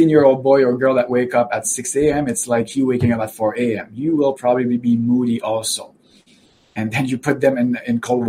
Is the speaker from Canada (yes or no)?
yes; Canada; I'm from Canada, after all